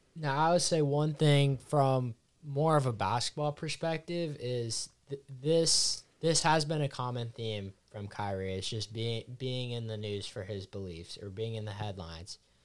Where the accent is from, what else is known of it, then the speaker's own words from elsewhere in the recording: Seattle, Washington, United States; I'm from Seattle